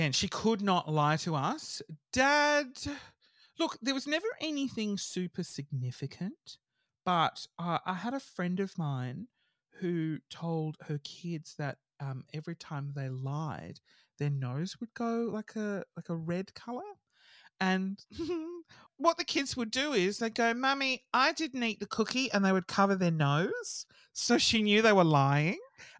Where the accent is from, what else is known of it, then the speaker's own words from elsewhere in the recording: Brighton, Victoria, Australia; I am from Brighton. It's very wealthy.